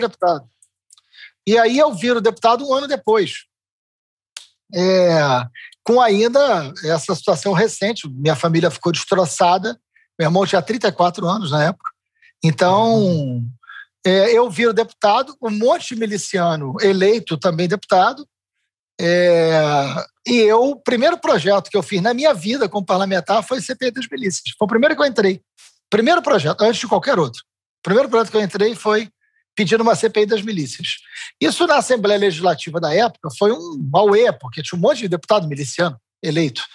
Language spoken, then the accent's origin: Portuguese; Niterói, Rio de Janeiro, Brazil; eu sou de Niterói ah. e eu, eu nasci, eu vivi até os 40 anos de idade